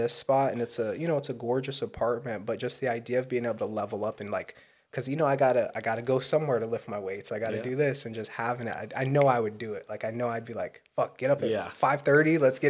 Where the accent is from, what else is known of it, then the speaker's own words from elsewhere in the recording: Fort Peck, Montana, United States; I'm a Sioux from Fort Peck, Indian Reservation, up on the top right of Montana.